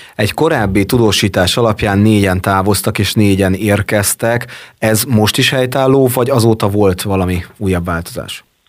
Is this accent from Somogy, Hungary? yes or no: yes; Marcali, Somogy, Hungary; now in Érd, Hungary; mind a ketten ugyanabban az évben születtünk, ugyanabban a városban és ugyanabban a kórházban